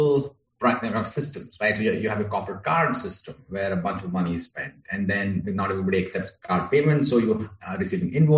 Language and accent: English; India; moved away as an adult; now in United States; I'm originally from India, grew up there, and I moved to the US in 2009